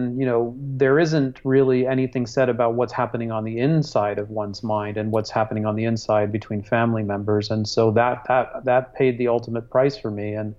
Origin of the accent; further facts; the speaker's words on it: Hong Kong; also born or lived in Singapore; I was born in Singapore and raised in Hong Kong, and already had a very multicultural, multi-heritage